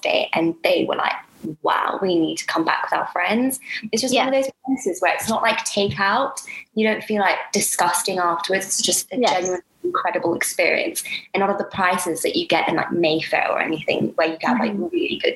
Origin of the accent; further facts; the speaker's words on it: Kenya; now in London, United Kingdom; I'm Kenyan, so we have these young coconuts in Kenya that we drink